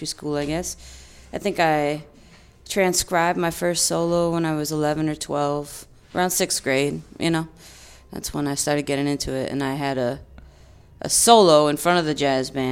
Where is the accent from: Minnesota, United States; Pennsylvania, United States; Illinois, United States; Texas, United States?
Illinois, United States; suburbs of Chicago; moved away as an adult; also born or lived in Long Island, New York / Boston; I was born in New York on Long Island. My mom's from Bay Ridge, Brooklyn, and my dad's from Yonkers. And we moved to the suburbs of Chicago when I was about 9 years old. And I grew up there and then left when I was 18